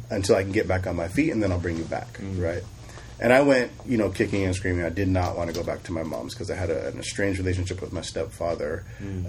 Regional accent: Sacramento, California, United States; also born or lived in Bay Area, California; we moved to Sacramento with my mother. Uh, and I grew up in, in Sacramento

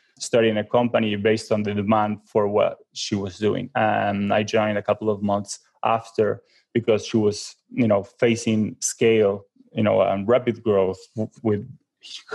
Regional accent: Argentina; also born or lived in Brazil; I'm from Argentina originally.

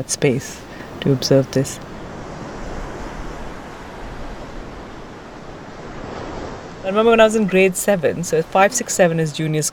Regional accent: Delhi, India; moved away as an adult; also born or lived in United Kingdom / Italy; now in Cape Town, South Africa; I grew up in and around Delhi

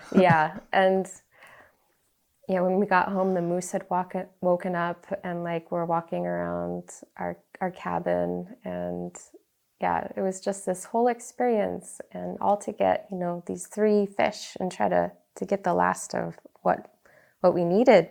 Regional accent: Galena, Alaska, United States; I grew up on the Yukon River in Galena, um, my parents moved there when I was like three

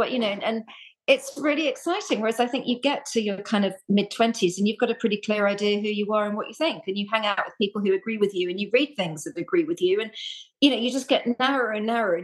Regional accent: London, United Kingdom; moved away as an adult; also born or lived in Reading; I grew up in London

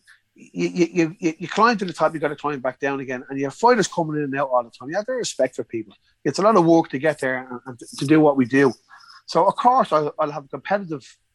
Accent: Ireland; We're from Ireland. We're in England.

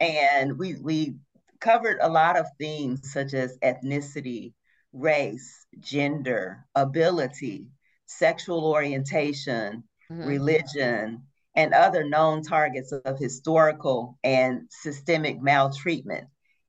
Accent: Brookhaven, Mississippi, United States; moved away as an adult; The Brookhaven Lincoln County Boys and Girls Club in my hometown

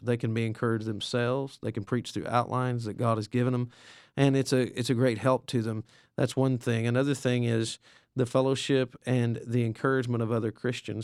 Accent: the Bible Belt, the South, United States; moved away as an adult; also born or lived in England; I came from the South, the Bible Belt

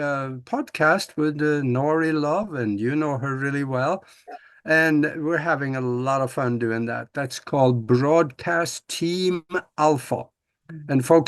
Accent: Norway; moved away as an adult; now in United States; I was born and raised back in Norway on a farm back there, and I was going to be a farmer.

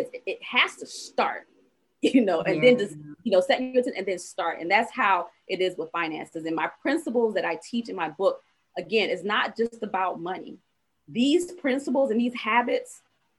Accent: Savannah, Georgia, United States; I was from Savannah, Georgia

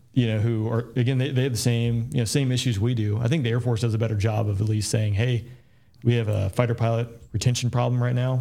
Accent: Peachtree City, Georgia, United States; growing up in Peachtree City was phenomenal

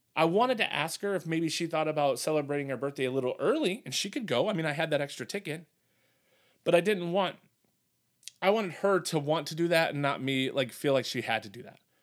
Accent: Wisconsin, United States; my hometown here in Wisconsin, you know, a town of ten thousand people

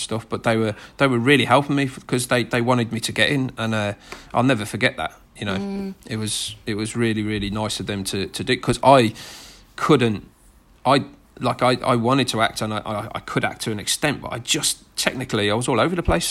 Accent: Birmingham, West Midlands, United Kingdom; accent: thick Brummie; my thick Brummie accent

